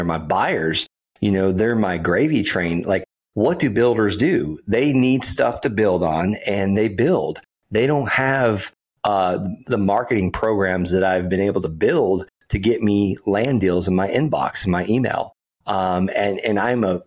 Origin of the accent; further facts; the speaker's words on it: Okeechobee, Florida, United States; I'm from Okeechobee, Florida. The biggest producer of income in the county I grew up in is feeder calves, cows.